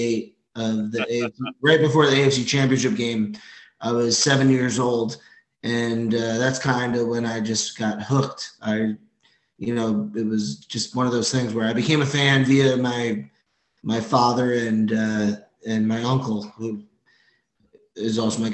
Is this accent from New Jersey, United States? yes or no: yes; Branchburg, New Jersey, United States; I'm 29 years old. I'm from Central New Jersey, which, let me tell you, Central New Jersey does exist. I'm from Branchburg, New Jersey. It's essentially west of Staten Island.